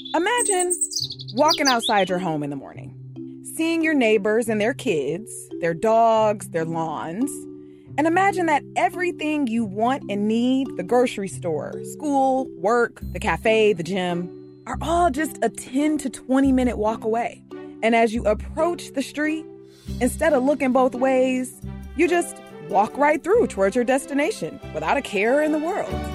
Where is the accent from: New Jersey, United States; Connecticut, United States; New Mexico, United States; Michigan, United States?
Michigan, United States; Detroit; growing up in Detroit, which is the Motor City